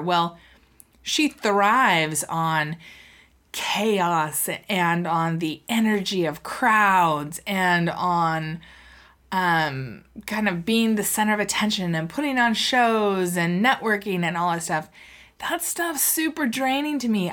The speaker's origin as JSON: {"language": "English", "town": "Seattle", "region": "Washington", "country": "United States", "tie": "born or raised there", "said": "I'm from Seattle. I was born and raised here."}